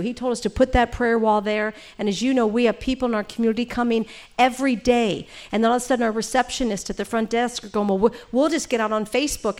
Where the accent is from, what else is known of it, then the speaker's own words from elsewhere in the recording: St. Louis, Missouri, United States; now in California, United States; I'm from Saint Louis.